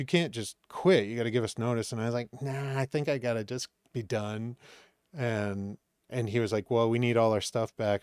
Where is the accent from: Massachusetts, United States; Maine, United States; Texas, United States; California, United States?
Maine, United States; moved away as an adult; also born or lived in Boston; now in Los Angeles, United States; I grew up in Maine